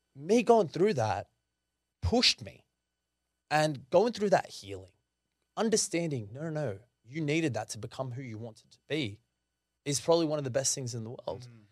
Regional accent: Sydney, New South Wales, Australia; being Lebanese wasn't exactly the easiest thing to go through, especially me growing up in the Shire

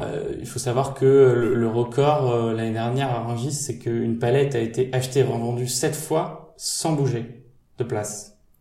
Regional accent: Normandy, France; moved away as an adult; also born or lived in Châtenay-Malabry; je suis de Normandie

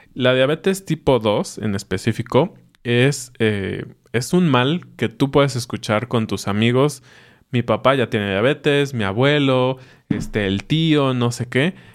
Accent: Mexico

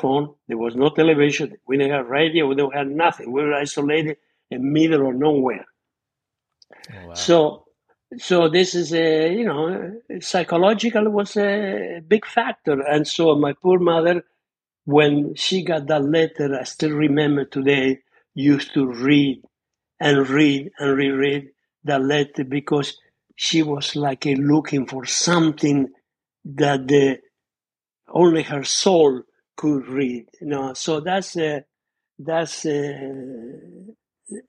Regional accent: Argentina; born or raised there; English is a second language; moved away as an adult; also born or lived in Scauri, Italy; now in United States

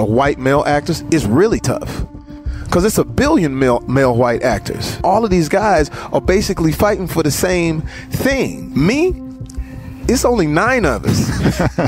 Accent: Terrell, Texas, United States; moved away; is Terrell, Texas. Never left that. Never forget that I'm from

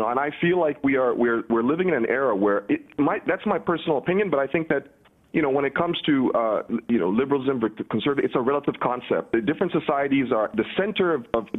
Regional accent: Sudan; moved away; I'm originally from Sudan

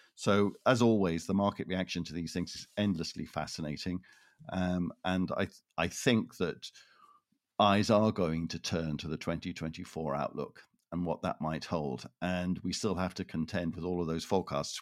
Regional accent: Toronto, Ontario, Canada; moved away; I am originally from Toronto

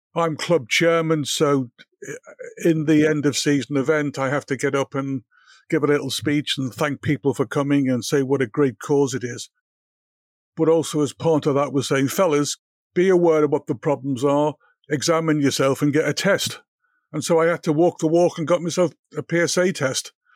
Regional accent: Liverpool, North West England, United Kingdom; I grew up in Liverpool

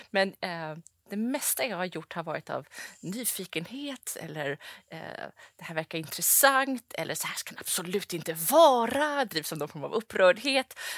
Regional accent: London, United Kingdom; born there; also born or lived in Saudi Arabia; Jag är då född i London och bodde som sagt i, i Saudi som barn.

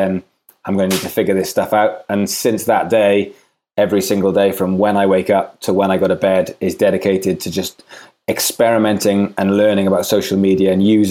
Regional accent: Swansea, Wales, United Kingdom; moved away as an adult; I'm from Swansea in Wales.

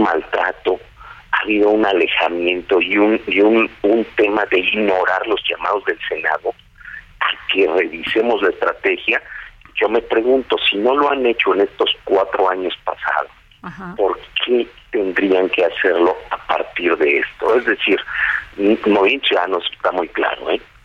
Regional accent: Mexico; also born or lived in Nezahualcóyotl, State of Mexico; somos mexicanos

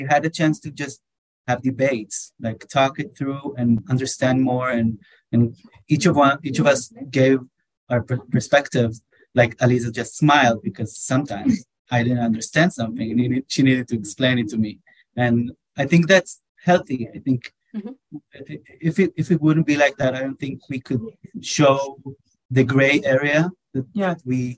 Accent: Israel; We're from Israel

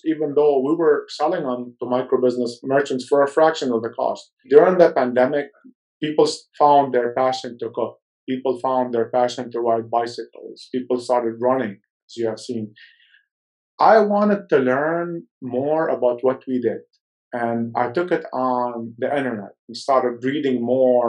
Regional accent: Lebanon; moved away; I was born in Lebanon

